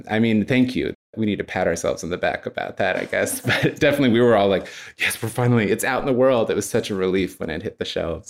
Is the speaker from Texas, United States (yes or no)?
yes; Texas, United States; Well, I was born and raised in Texas. Mostly in Central Texas.